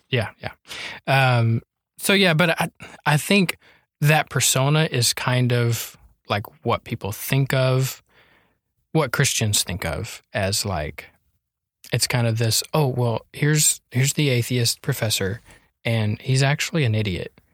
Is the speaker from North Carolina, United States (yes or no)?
yes; North Carolina, United States; moved away as an adult; also born or lived in Lindale, Texas; now in Tyler, United States; I'm from North Carolina.